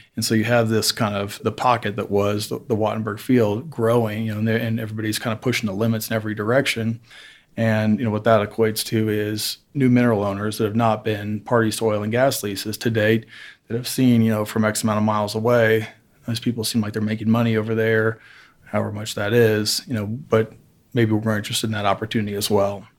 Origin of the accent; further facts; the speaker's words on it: Evansville, Indiana, United States; moved away; I'm originally from Evansville, Indiana, which is very southwest corner of Indiana